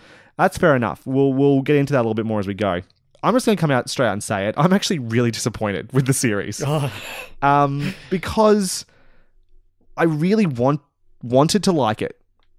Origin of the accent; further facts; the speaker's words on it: Bendigo, Victoria, Australia; which you live in Bendigo, and I'm from Bendigo